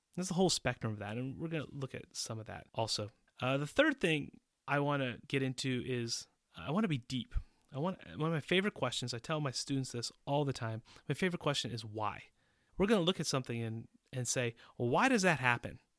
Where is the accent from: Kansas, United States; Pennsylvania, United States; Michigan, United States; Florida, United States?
Pennsylvania, United States; Pittsburgh; moved away as an adult; also born or lived in Boston, Massachusetts; now in Czech Republic; I was born in Pittsburgh, Pennsylvania, and I moved to Boston when I was ten years old